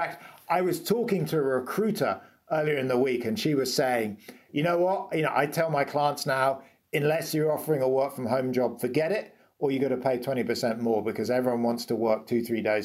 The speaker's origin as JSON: {"language": "English", "country": "United Kingdom", "said": "I'm British"}